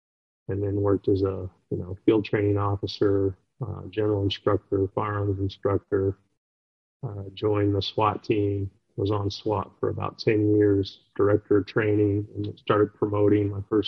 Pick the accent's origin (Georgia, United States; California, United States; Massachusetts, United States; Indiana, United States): California, United States; Los Angeles; also born or lived in Durango, Colorado; And I'm originally from Los Angeles. I was born in the Los Angeles area and moved around a bit, and then I was a deputy sheriff out in Colorado, in Durango, Colorado, for about 4.5 years, and before coming out to the Midwest.